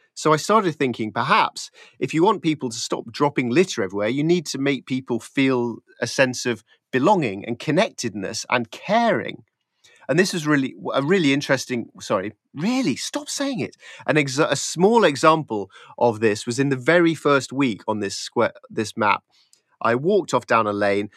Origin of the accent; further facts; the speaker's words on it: Yorkshire Dales, Yorkshire and the Humber, United Kingdom; I grew up in the Yorkshire Dales, and as a kid, just me and my friends